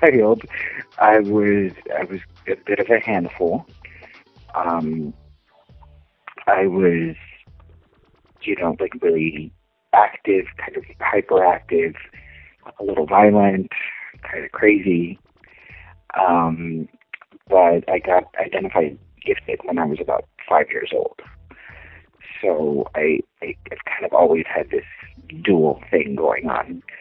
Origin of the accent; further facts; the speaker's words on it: Eagle Pass, Texas, United States; moved away as an adult; now in Los Angeles, United States; I'm from a small town called Eagle Pass, Texas, and um, I grew up there. I was born. Um, I was born in, in, in Texas, but I kind of went back and forth. Uh, it's a border town, and I lived in the same house until I was 18